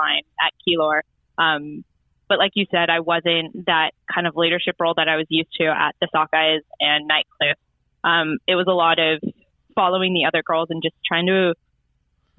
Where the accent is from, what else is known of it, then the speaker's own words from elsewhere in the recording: United States; moved away as an adult; also born or lived in Darwin, Australia; now in Melbourne, Australia; I actually flew in from the States. I went home for a wedding